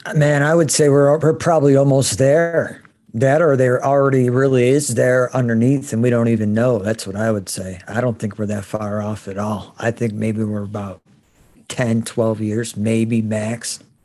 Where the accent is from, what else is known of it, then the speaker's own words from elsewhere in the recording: Chicago, Illinois, United States; moved away; also born or lived in Southern United States; I grew up in Chicago